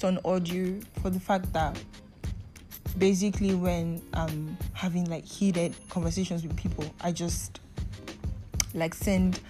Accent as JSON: {"language": "English", "country": "Nigeria", "said": "I am in Nigeria. I'm a Nigerian, and for my international listeners, I am a Nigerian, and living in Nigeria hasn't been easy for a youth like me"}